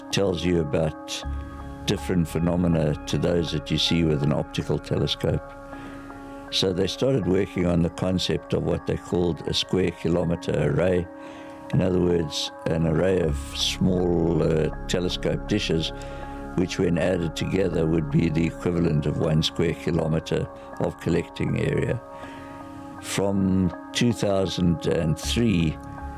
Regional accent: South Africa; I'm a South African

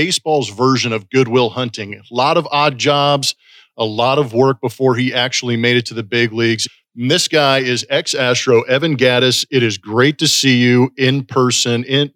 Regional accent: Los Angeles, California, United States; I grew up in the LA area

